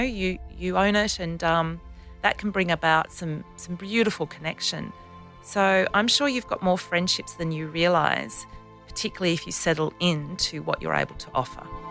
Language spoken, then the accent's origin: English; Canberra, Australian Capital Territory, Australia; Canberra, which is my hometown